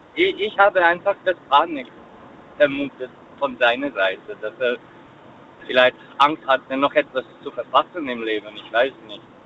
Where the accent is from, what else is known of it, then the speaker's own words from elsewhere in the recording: Hungary; moved away as an adult; now in Elzach, Germany; Habe für ihn mein Heimatland verlassen, kam vor Ungarn hierher